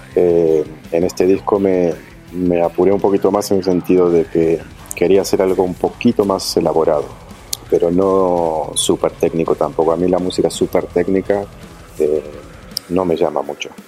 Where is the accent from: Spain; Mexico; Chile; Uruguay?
Uruguay; Montevideo; moved away; also born or lived in Buenos Aires, Argentina; Piedras Blancas es el barrio donde crecieron mis padres, eh, el barrio donde me crié yo, como te digo, de los 10 hasta los 17 estuve viviendo ahí